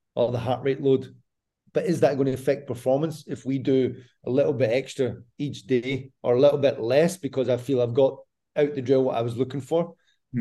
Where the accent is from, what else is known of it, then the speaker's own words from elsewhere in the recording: Scotland, United Kingdom; now in Croatia; I'm Scottish.